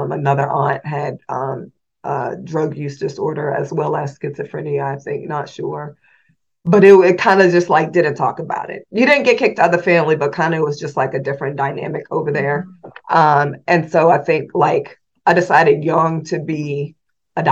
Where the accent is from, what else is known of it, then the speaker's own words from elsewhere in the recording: Indianapolis, Indiana, United States; moved away as an adult; also born or lived in Washington, District of Columbia, United States; I was born in Indianapolis, Indiana. And growing up, my mom and dad were here